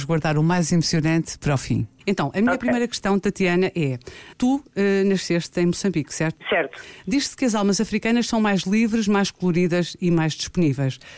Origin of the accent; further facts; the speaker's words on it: Guinea-Bissau; como eu é nasci é na Guiné.